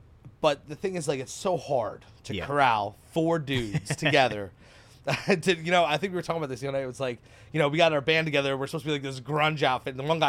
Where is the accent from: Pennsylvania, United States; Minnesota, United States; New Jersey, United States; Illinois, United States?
New Jersey, United States; Keyport; now in Hazlet, United States; I am from Keyport.